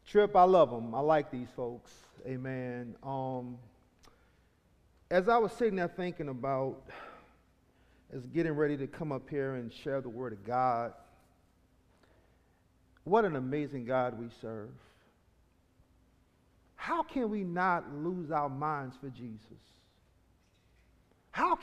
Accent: New Orleans, Louisiana, United States; I am from New Orleans, Louisiana. I'm from an area called Carrollton

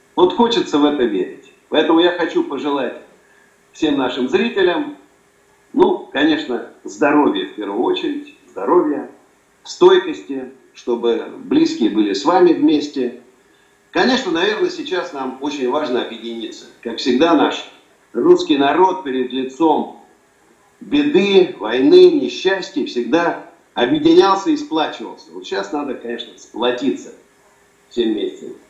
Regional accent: Moscow, Russia; я родился э, в Москве

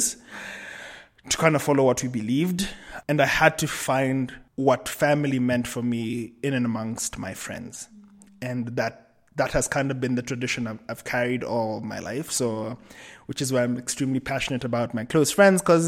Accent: Kenya; also born or lived in Cape Town / Amsterdam; I am Kenyan, but I live between Nairobi, Cape Town, and Amsterdam.

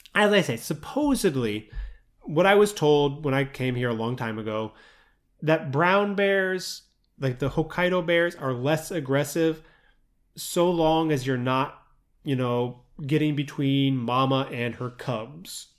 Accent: Midwest, United States; moved away; growing up in the Midwest, in the U S

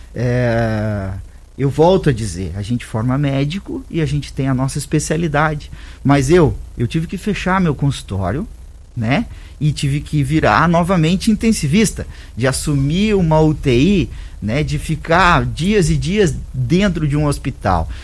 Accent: Santa Catarina, Brazil; now in Rio Verde, Brazil; eu sou catarinense, mas tem mais de 15 anos que eu tô em Rio Verde

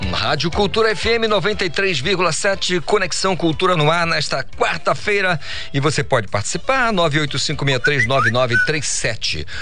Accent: Amazon, Brazil; eu sou amazônida e adoro morar aqui na Amazônia

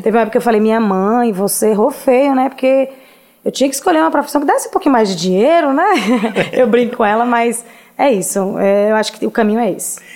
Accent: Vitória da Conquista, Bahia, Brazil; moved away as an adult; now in Salvador, Brazil; Nasci em Conquista. Oh. Formei em Conquista. Eu só tenho quatro anos que moro aqui em Salvador

